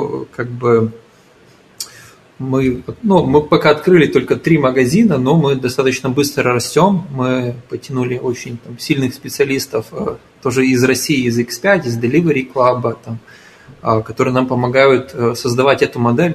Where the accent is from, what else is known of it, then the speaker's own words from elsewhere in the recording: Ukraine; moved away as an adult; now in Portugal; я из Украины